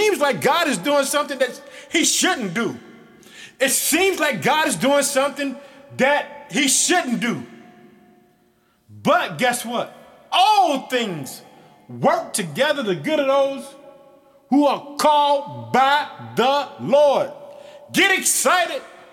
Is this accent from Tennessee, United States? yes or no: no; Illinois, United States; my home state of Illinois